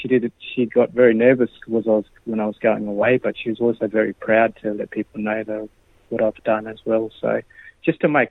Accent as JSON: {"language": "English", "town": "Alice Springs", "region": "Northern Territory", "country": "Australia", "tie": "born or raised there", "moved": "as an adult", "said": "I was born in Alice Springs, and a lot of my family are from Mundurri, which is Emmonsburg, which is 120 k's west of Alice Springs, west Narrabeen Man. So growing up here in Alice"}